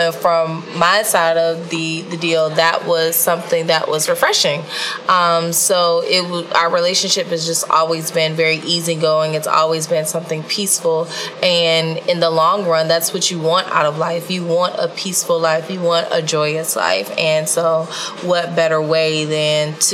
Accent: Virginia, United States; moved away; I grew up in Virginia

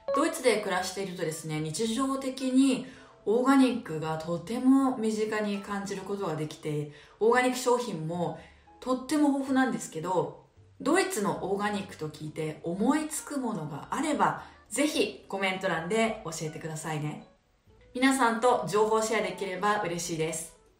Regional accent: Japan; moved away; 祖国日本が大好きで日本人として日本のことを誇りに思っています

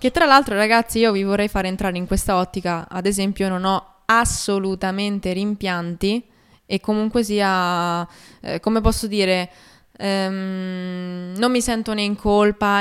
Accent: Rome, Lazio, Italy; Di Roma.

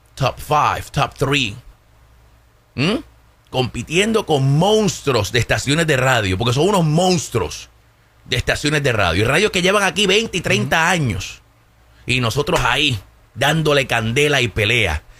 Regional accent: Puerto Rico; moved away; yo sea puertorriqueño, pero es porque nosotros somos ciudadanos norteamericanos

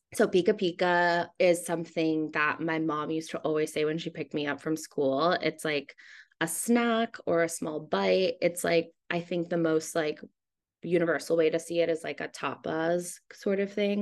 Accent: Hawaii, United States; moved away as an adult; also born or lived in Seattle, Washington, United States; now in New York, United States; I was born in Seattle, but I moved to Hawaii when I was nine years old.

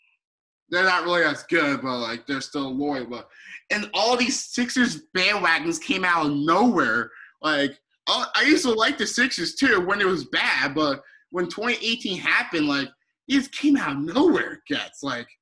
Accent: Oklahoma, United States; born there; everybody was calling me bandwagon even though I was born in Oklahoma.

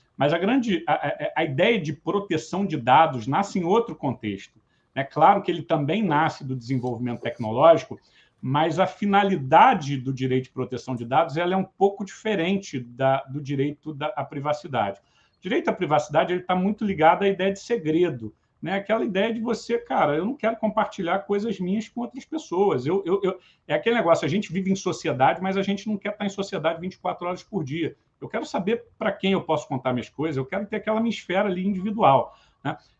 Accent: Brazil; como brasileiro

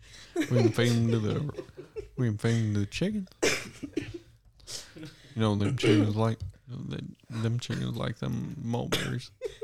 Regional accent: Texas, United States; I'm from Tejas around these parts, brother.

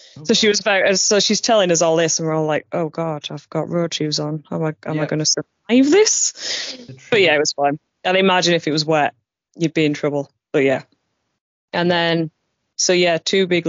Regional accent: Barnsley, Yorkshire and the Humber, United Kingdom; I said, oh, from Barnsley, South Yorkshire. She went, thought you had a funny accent.

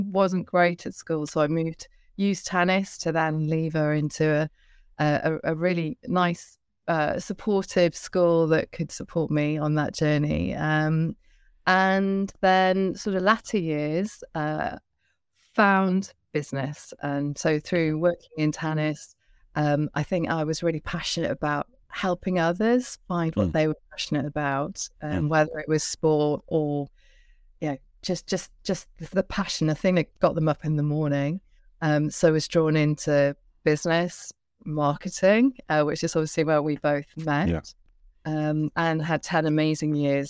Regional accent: Barry, Wales, United Kingdom; So I was from South Wales. Barry Island, born into an Irish family, so very Celtic, warm, curious family

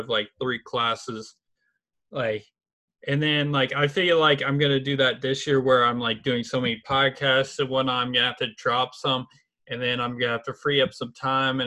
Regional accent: Indianapolis, Indiana, United States; I'm from Indianapolis, my major's TCOM

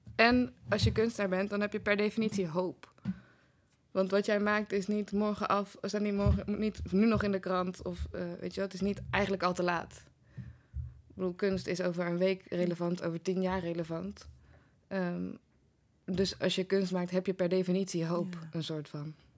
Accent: 's-Hertogenbosch, North Brabant, Netherlands; moved away; in Den Bosch, Vruchtenstraat, 16

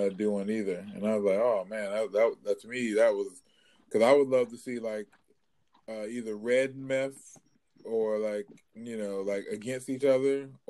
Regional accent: Wilmington, North Carolina, United States; I actually grew up right down the street from him

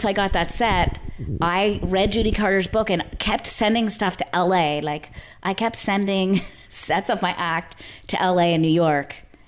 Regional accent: Nova Scotia, Canada; I'm from Nova Scotia, Canada.

